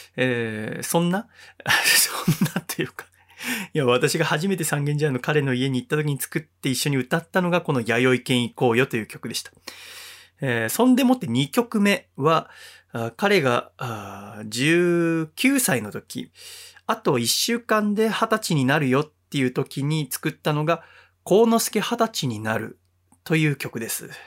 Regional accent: Yokohama, Kanagawa, Japan; moved away as an adult; also born or lived in Sangenjaya, Tokyo; 当時私はこのラジオは神奈川の横浜の実家で行っていましたので

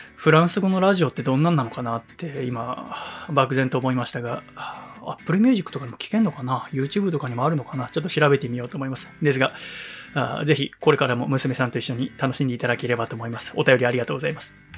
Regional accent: Yokohama, Kanagawa, Japan; 私、横浜生まれ、横浜育ちですから

